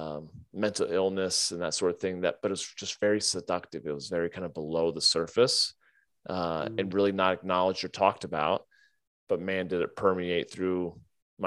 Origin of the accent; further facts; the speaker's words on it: United States; growing up in America and being white and Christian and educated